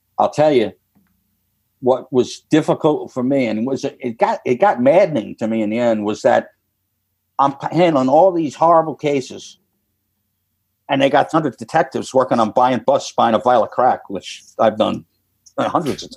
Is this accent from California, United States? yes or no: no; New York, United States; moved away as an adult; also born or lived in Florida; I'm from New York